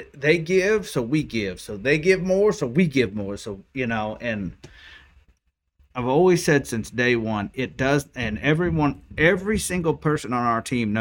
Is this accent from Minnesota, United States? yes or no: no; Oklahoma, United States; I'm from Oklahoma